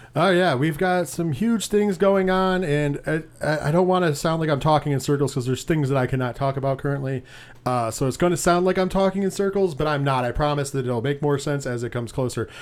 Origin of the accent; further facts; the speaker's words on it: Binghamton, New York, United States; We are from the Binghamton, New York area, six oh seven